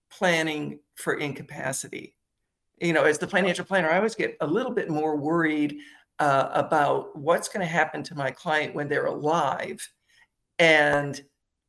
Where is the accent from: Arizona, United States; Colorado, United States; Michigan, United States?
Michigan, United States; moved away; I'm in Michigan today because I grew up in Michigan